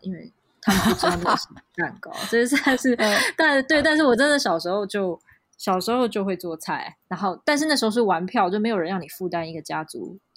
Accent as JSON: {"language": "Chinese", "country": "Taiwan", "said": "我是台湾人"}